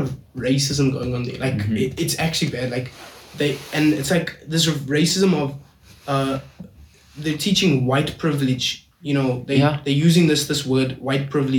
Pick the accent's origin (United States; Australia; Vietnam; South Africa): South Africa; We are from South Africa, so therefore we are African